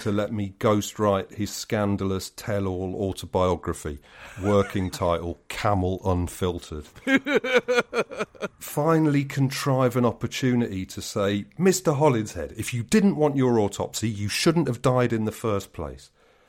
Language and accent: English; London, United Kingdom; And as a Londoner, you have to, you know, as a responsible Londoner, you have to take the lead